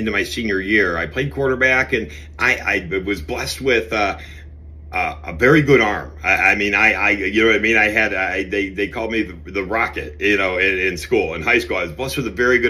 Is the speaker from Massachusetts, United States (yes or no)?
no; Cleveland, Ohio, United States; I grew up in Cleveland, obviously, you know, on the west side of Cleveland